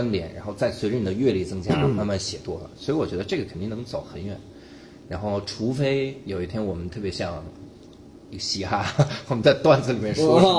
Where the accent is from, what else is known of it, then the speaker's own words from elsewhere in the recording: Taiwan; 然后我们台湾人呢，啊，这就可以了。